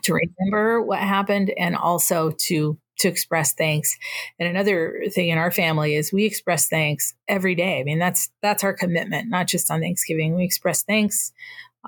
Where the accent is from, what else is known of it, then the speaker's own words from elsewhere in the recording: Northern New Mexico, United States; now in Yakima Reservation, United States; I'm Tewa from Northern New Mexico, but I happen to live on the Yakima Reservation.